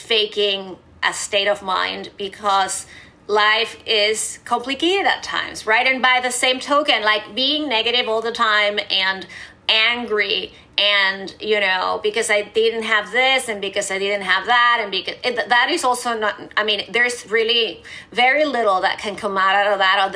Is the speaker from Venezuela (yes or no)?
yes; Venezuela; moved away; I grew up in Venezuela